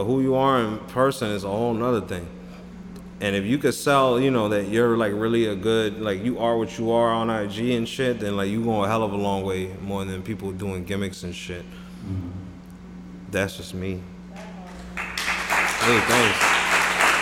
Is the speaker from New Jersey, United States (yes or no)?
yes; Jersey City, New Jersey, United States; I'm from Jersey City. I grew up around Communal Point Pacific. Anything around that area is where I'm from.